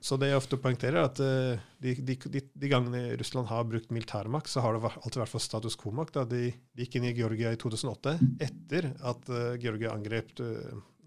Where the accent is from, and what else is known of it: Norway